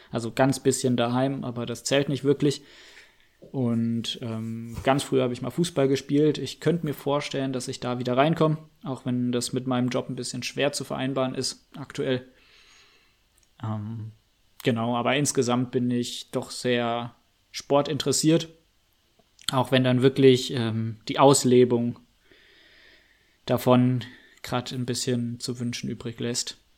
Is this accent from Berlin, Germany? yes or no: no; Freiburg, Baden-Württemberg, Germany; Ja, ich bin 23, 97er Baujahr. Ähm, komme ursprünglich mal aus Freiburg. Ähm, ja, war dort ähm, im Prinzip inklusive Abitur dann komplett, äh, habe ich dort gelebt